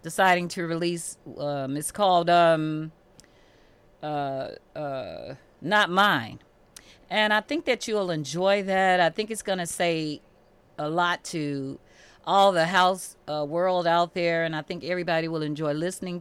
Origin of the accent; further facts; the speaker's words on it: Chicago, Illinois, United States; also born or lived in Belzoni, Mississippi; we came to Chicago when I was very young